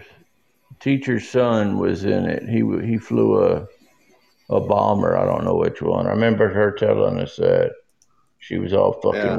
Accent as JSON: {"language": "English", "region": "Texas", "country": "United States", "tie": "born or raised there", "said": "Born, raised, live here, man."}